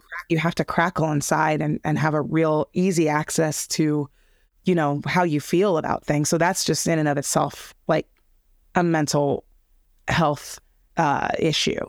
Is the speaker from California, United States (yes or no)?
yes; Los Angeles, California, United States; I grew up in L A, I grew up in, well, more specifically, I grew up in a place called Harbor City, Torrance, Alameda area, so I grew up in the South Bay